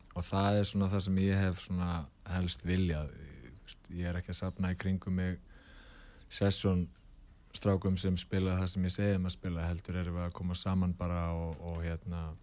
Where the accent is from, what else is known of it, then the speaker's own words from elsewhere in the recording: Reykjavík, Capital Region, Iceland; Reykjavíkingur í húð og hár og holst upp í Breðolti